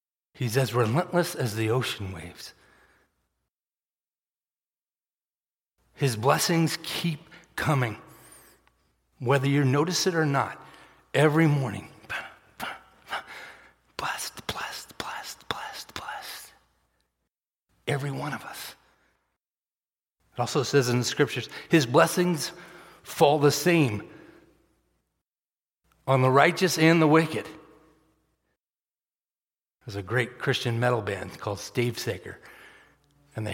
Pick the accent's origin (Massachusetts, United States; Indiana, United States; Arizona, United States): Massachusetts, United States; moved away; I grew up in Massachusetts.